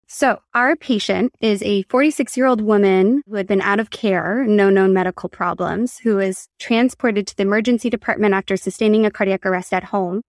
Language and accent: English; Berkeley, California, United States; also born or lived in San Francisco, United States; now in Los Angeles, United States; I'm from Berkeley, California